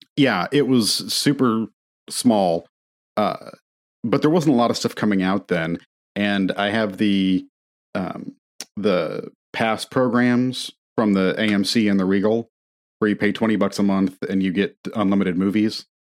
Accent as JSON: {"language": "English", "area": "near Notre Dame", "region": "Indiana", "country": "United States", "tie": "born or raised there", "moved": "as an adult", "said": "I grew up near Notre Dame and had Notre Dame propaganda shoved down my throat my whole life"}